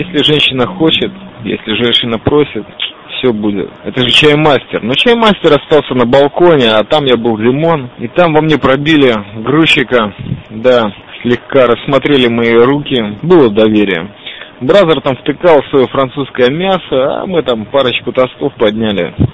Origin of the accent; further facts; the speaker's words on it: Riga, Latvia; я из Риги.